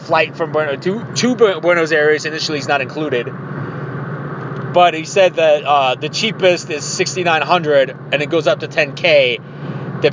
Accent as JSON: {"language": "English", "country": "Mexico", "moved": "yes", "lives_now": "Ohio, United States", "said": "I'm from Mexico. I'm as Mexican as it gets."}